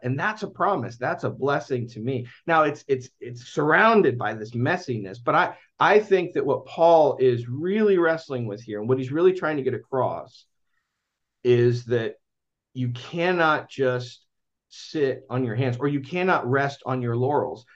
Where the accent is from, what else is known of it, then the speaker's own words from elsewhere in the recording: United States; I'm American